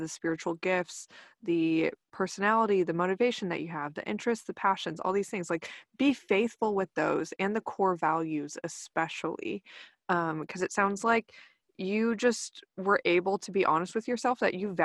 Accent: Texas, United States; growing up in Texas and the Bible Belt

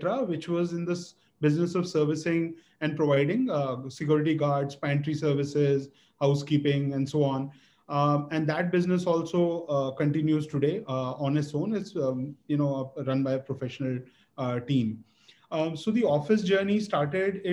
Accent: Delhi, India; moved away as an adult; also born or lived in Kansas / Ithaca, New York / New York City; born and raised in Delhi

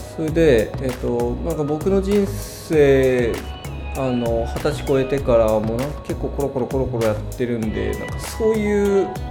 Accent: Kanagawa, Japan; moved away as an adult; also born or lived in Gifu Prefecture / Nagoya; now in Gifu, Japan; 僕もともと神奈川県で育ってるんですけど、えー、今は岐阜県にいる

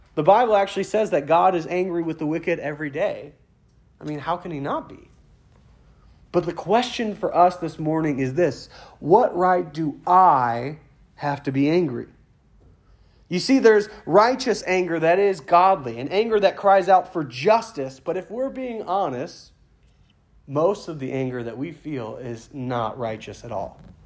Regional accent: United States; now in Brant Lake, United States; I'm an American. I'm proud to be an American.

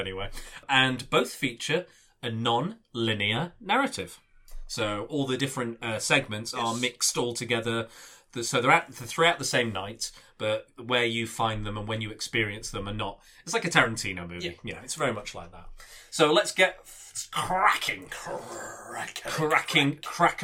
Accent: Blackpool, North West England, United Kingdom; I'm from Blackpool

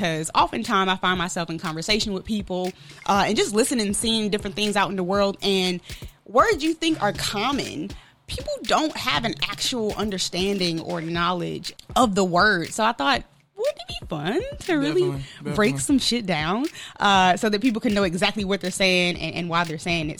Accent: Milwaukee, Wisconsin, United States; I'm from Milwaukee, Wisconsin

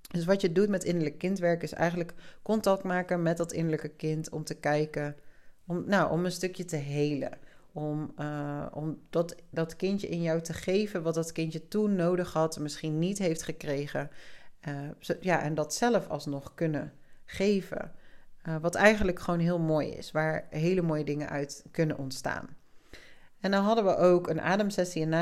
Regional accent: South Africa; born there; also born or lived in Spain; Dat ik ben in Zuid-Afrika geboren. Ik heb in Spanje gewoond. Ik ben veel verhuisd in mijn leven.

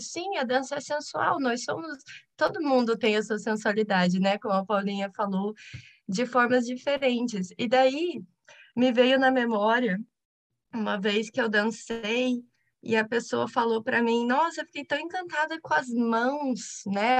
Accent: Curitiba, Paraná, Brazil; eu sou de Curitiba

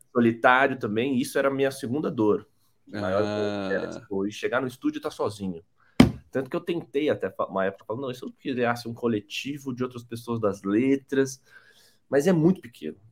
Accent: São Paulo, Brazil; eu sou de São Paulo, sou formado em design visual

